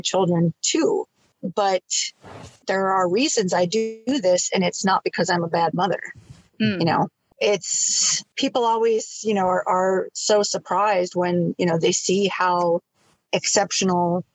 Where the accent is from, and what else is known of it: northern Minnesota, United States; born or raised there; moved away as an adult